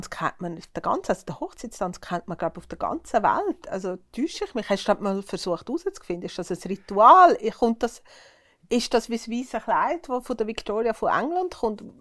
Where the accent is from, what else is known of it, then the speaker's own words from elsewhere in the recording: Uri, Switzerland; ich bin im Kanton Uri aufgewachsen, da hat es einfach dazu gehört, dass man einen Tanzkurs macht.